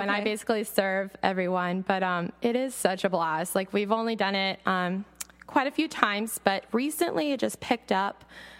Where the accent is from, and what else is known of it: Medford, Oregon, United States; born or raised there; also born or lived in Spokane, Washington